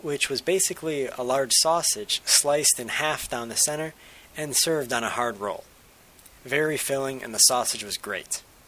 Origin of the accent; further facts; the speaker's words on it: United States; Being American